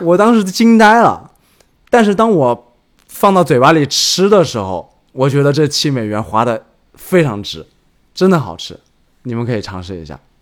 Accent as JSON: {"language": "Chinese", "country": "China", "also_born_or_lived": "New York", "moved": "yes", "said": "我们中国人"}